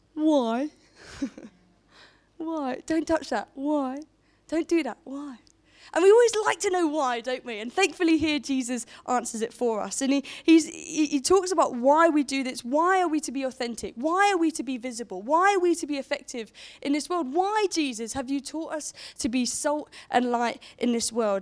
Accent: Portsmouth, South East England, United Kingdom; moved away as an adult; now in Romsey, United Kingdom; a Pompey gal, I grew up in Portsmouth

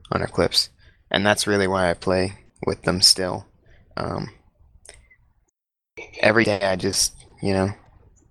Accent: United States; I'm from the United States of America.

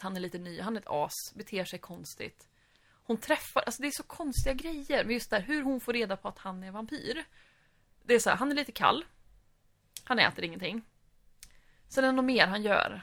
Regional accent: Sweden; Vi som var svenskar

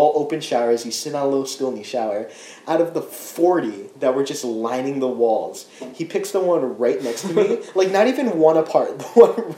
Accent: United States; as an American, as a Japanese American

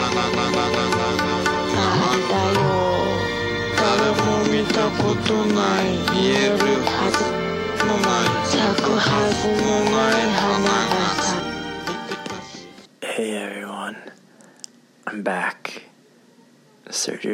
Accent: Michigan, United States; moved away as an adult; now in Japan; Michigan, actually, my home state

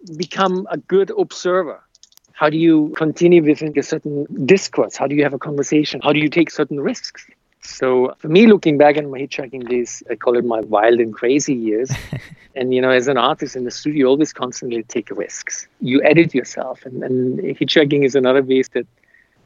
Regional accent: Austria; moved away as an adult; also born or lived in United States; I'm from Austria, in the country, so I'm very much aware of nature and landscape and the surroundings, even though the last 34 years I've lived in metropolitan cities

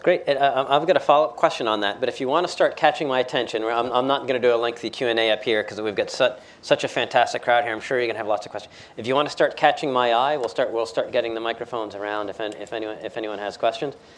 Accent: United States; as an American

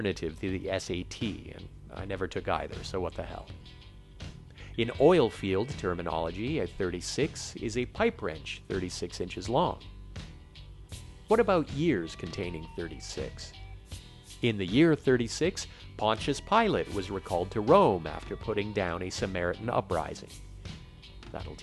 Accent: Quebec, Canada; Growing up in Quebec

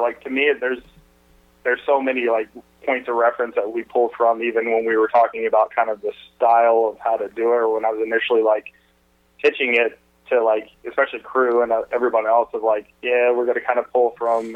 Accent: Atlanta, Georgia, United States; I grew up in Atlanta

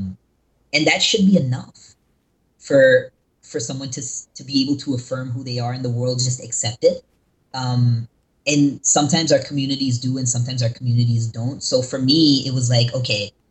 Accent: North Carolina, United States; also born or lived in California; now in Los Angeles, United States; I was born and raised in North Carolina, but I'm actually based in California

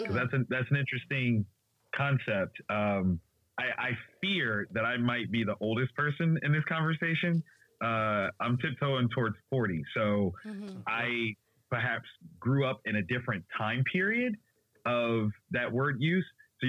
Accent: Columbus, Ohio, United States; I'm from, you know, the Midwest. I'm from Columbus, Ohio.

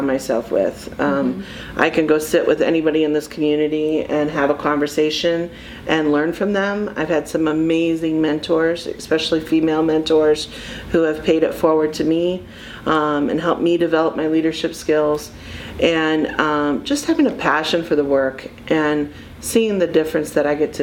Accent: Findlay, Ohio, United States; moved away; also born or lived in Michigan; This Findlay's my hometown. I was gone for almost 30 years and working and living in Michigan, and I'm just really grateful to be back home

